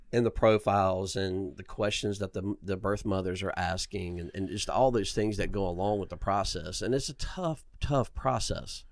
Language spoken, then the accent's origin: English; Inman, South Carolina, United States; I grew up in Inman, South Carolina, um, on a peach farm